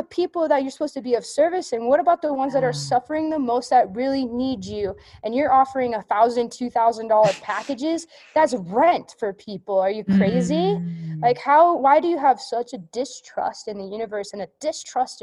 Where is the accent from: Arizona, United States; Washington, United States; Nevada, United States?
Nevada, United States; also born or lived in California; my home state, Nevada